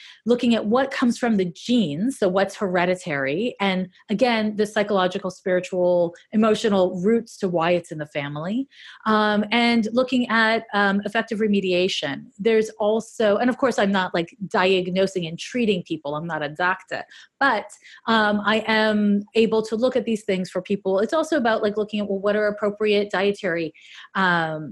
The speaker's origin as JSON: {"language": "English", "town": "Montreal", "region": "Quebec", "country": "Canada", "said": "I'm from Montreal"}